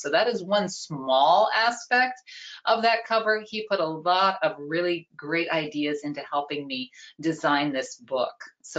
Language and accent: English; Flint Hills region of Kansas, United States; Well, I am a Kansas native. I was born and raised in the Flint Hills region of Kansas. I grew up on a farm that had been in the family for several generations.